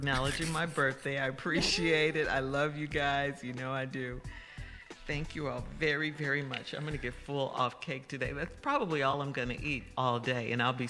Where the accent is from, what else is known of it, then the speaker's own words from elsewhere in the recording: Chicago, Illinois, United States; I'm from Chicago.